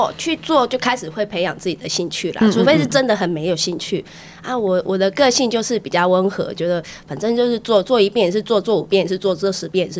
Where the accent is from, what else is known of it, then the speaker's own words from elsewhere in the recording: Keelung, Taiwan; 那我毕业以后就回来回来基隆，我是基隆人。